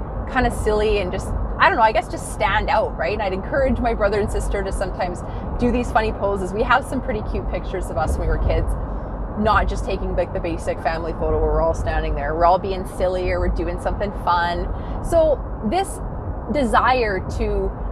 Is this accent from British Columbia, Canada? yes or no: yes; Dawson Creek, British Columbia, Canada; moved away as an adult; also born or lived in Grande Prairie, Alberta; I'm from Dawson Creek, BC originally. I lived in Grand Prairie, Alberta for 9 years. Whenever I come up north to my homeland where I you know, basically grew up and lived through my 20s in Grand Prairie